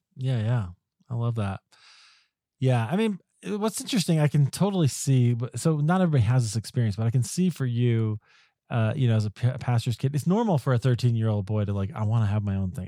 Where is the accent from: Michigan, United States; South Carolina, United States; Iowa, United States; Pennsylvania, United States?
Iowa, United States; I grew up in Iowa